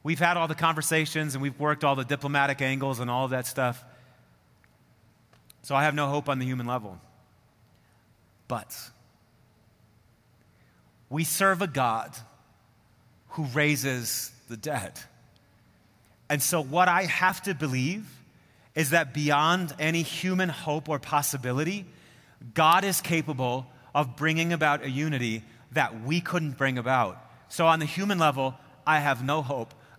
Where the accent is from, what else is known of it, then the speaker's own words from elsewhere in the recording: Midwest, United States; moved away as an adult; now in Colorado, United States; I do remember being a Midwesterner looking at the mountains.